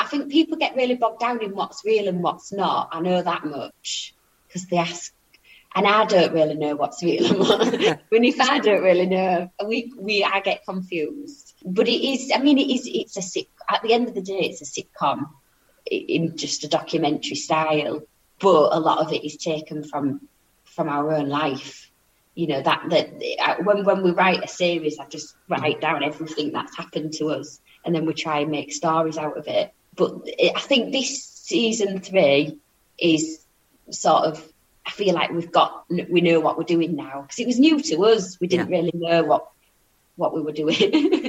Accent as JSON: {"language": "English", "region": "South West England", "country": "United Kingdom", "tie": "born there", "said": "It's lovely I get to say I'm Cornish. I've got Cornish blood. But yeah, born on holiday. Like, 6 weeks premature."}